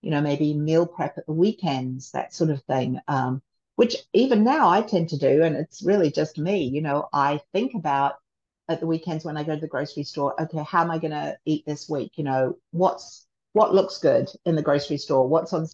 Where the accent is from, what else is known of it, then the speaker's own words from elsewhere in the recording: Christchurch, Canterbury, New Zealand; moved away as an adult; also born or lived in England / Japan / Seoul, Korea; now in United States; when I was raised in New Zealand